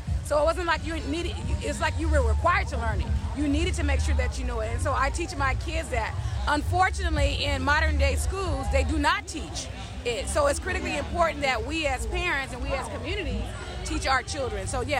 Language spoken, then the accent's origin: English; Los Angeles, California, United States; I'm an Angeleno, native Angeleno